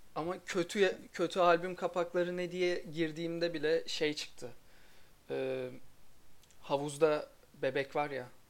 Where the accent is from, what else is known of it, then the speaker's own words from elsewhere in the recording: Erzurum, Turkey; Ben de Erzurumluyum